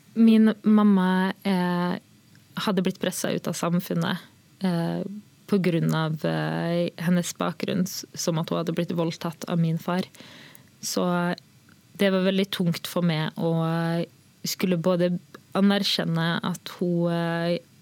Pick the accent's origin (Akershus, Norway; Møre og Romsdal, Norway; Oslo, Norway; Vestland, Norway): Møre og Romsdal, Norway; Molde; also born or lived in Sri Lanka; Vi var jo en av de første som kom til Molde